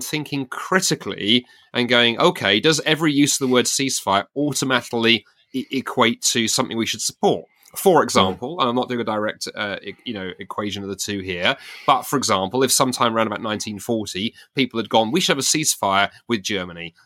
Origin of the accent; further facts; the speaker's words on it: United Kingdom; as a Brit